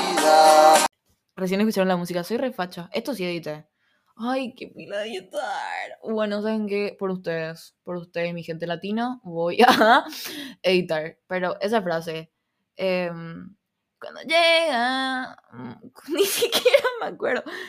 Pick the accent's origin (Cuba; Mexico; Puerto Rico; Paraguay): Paraguay; accent: Argentine (picked up); Yo no me identifico siendo paraguaya